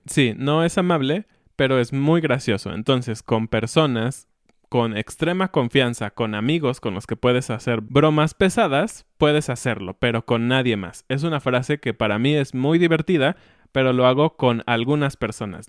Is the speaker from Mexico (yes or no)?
yes; Mexico; Como hijos mexicanos. Porque todos los hijos mexicanos hemos escuchado a nuestros padres decirnos